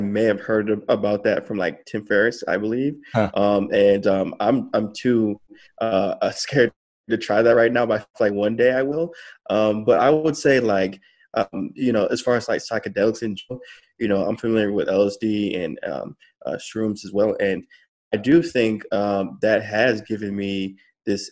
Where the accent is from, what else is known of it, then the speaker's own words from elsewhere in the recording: Farmington Hills, Michigan, United States; moved away as an adult; also born or lived in Detroit, Michigan / California; I, was born in Detroit, but I was raised in Farmington Hills, um, so suburb suburb uh, in in uh, Michigan